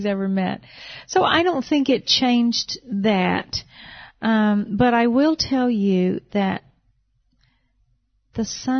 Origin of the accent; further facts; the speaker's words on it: North Carolina, United States; about 2 years ago, we moved to North Carolina, my home state.